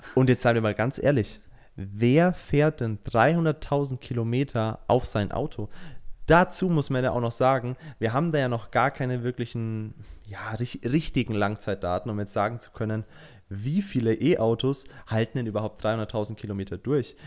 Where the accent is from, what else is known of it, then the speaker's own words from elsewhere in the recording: Germany; bei uns in Deutschland